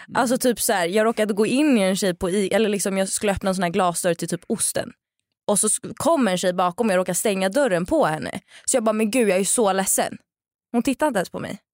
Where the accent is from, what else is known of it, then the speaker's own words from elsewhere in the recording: Sweden; moved away as an adult; now in Rome, Italy; jag är född och uppvuxen i Sverige men nu sen eh, åtta månader tillbaka bor jag i Italien, i Rom